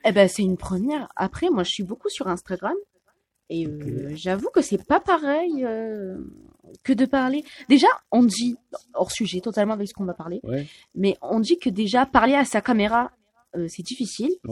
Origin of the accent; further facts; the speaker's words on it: France; je suis française